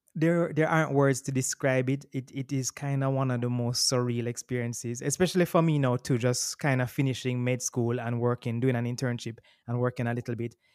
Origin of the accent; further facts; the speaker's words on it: Kingston, Jamaica; also born or lived in Boston; I'm born and raised in Kingston, Jamaica